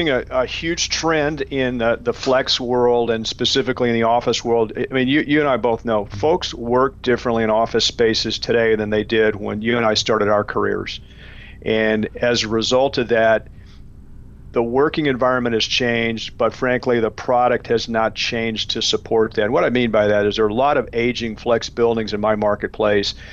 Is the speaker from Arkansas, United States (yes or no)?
yes; Arkansas, United States; I mean, I grew up in Arkansas and I was kind of gullible, so I figured all reindeers could fly, right?